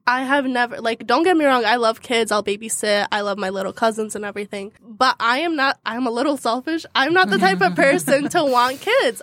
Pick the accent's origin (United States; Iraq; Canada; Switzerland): Iraq; Baghdad, Baghdad Governorate; I am from Baghdad, Iraq